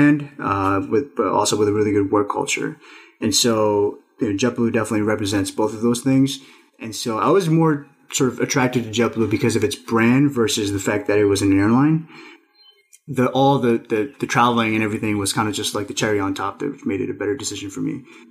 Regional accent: New York City, New York, United States; also born or lived in Nepal / Astoria, Queens; I'm an immigrant myself and also son of immigrants, although I was raised in New York

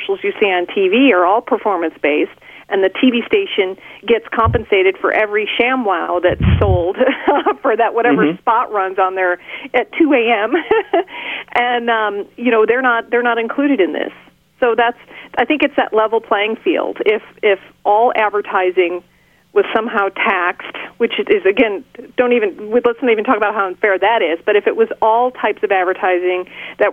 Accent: California, United States; I'm a Californian, I went to the Sacramento legislature here in California

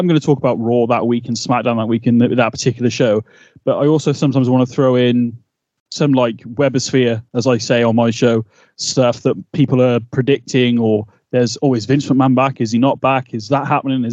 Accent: United Kingdom; We're two British guys

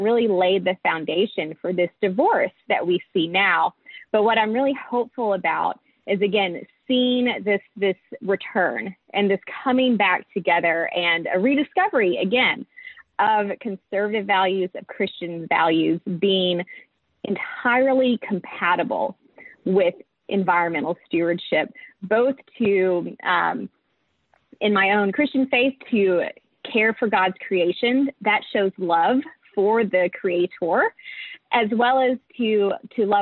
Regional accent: East Tennessee, United States; also born or lived in Atlanta, Georgia; now in Washington, D.C., United States; I grew up in East Tennessee

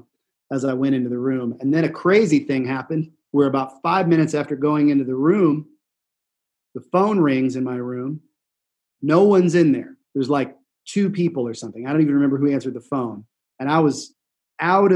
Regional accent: Kansas City, United States; had friends that I grew up with in Kansas City

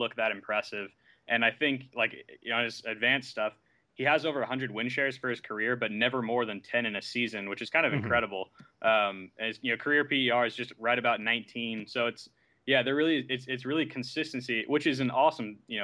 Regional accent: San Antonio, Texas, United States; I grew up in San Antonio

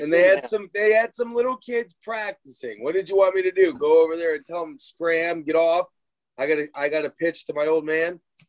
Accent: Cleveland, Ohio, United States; moved away; I'm from Cleveland

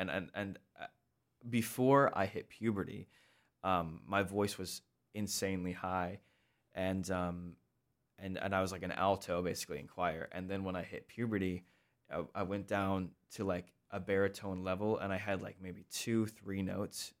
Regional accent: Sioux Falls, South Dakota, United States; moved away; also born or lived in Lancaster, Pennsylvania; I grew up in Sioux Falls, South Dakota

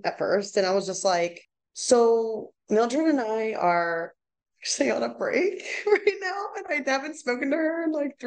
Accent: East Coast, United States; I'm from East Coast, you know, so it's a new thing going over West Coast

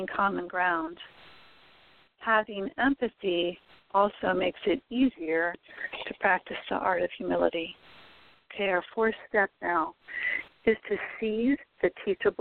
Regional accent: United States; We are all citizens of this great country. We are American neighbors

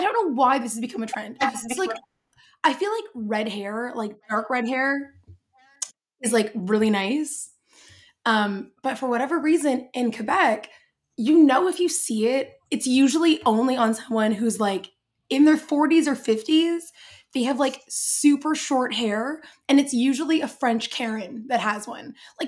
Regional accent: England, United Kingdom; You're going to ask for a manager and then slap me because I'm English.

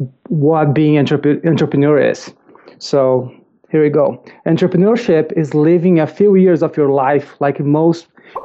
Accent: Brazil; English is a second language; I am originally from Brazil, if you cannot tell from the accent. grew up in Brazil.

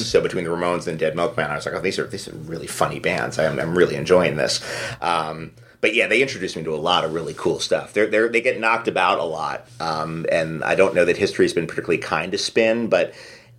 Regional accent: New York City, New York, United States; I grew up in New York City

